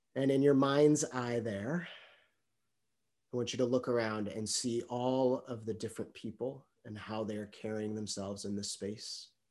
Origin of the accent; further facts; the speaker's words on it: United States; I'm American